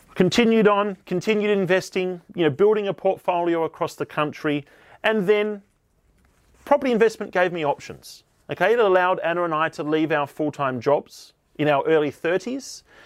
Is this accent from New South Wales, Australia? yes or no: no; Tasmania, Australia; moved away as an adult; also born or lived in Sydney; I grew up here in Tasmania, Australia